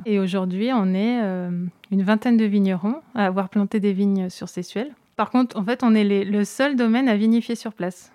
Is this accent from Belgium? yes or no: no; Seyssuel, Auvergne-Rhône-Alpes, France; j'ai grandi à Sessuel. Je suis vraiment euh, originaire du village.